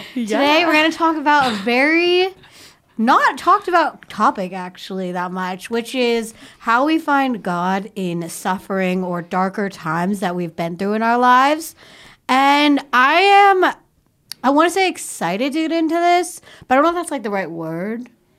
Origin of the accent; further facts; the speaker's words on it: California, United States; Our we're from NorCal. I was going to say Northern California and NorCal at the same time.